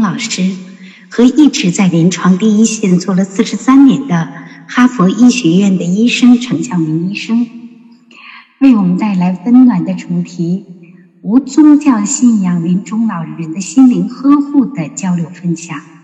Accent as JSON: {"language": "Chinese", "country": "China", "said": "我们中国人"}